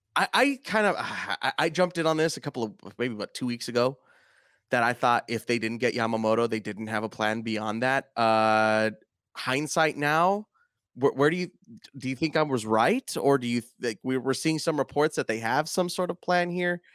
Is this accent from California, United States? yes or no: yes; California, United States; being a Californian